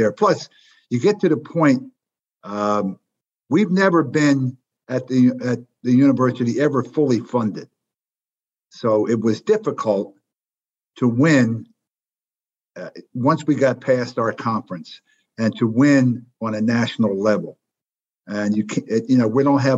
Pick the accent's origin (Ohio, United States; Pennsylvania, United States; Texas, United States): Pennsylvania, United States; Philadelphia; As a kid growing up in West Philly, basketball was everything